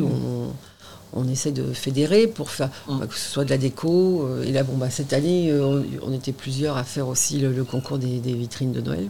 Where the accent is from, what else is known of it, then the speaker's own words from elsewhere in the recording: Le Havre / Caen / Étretat, Normandy, France; now in Honfleur, France; j'ai passé ma vie euh, entre Le Havre, et et Caen. D'accord. quand j'étais petite, j'étais à Etretat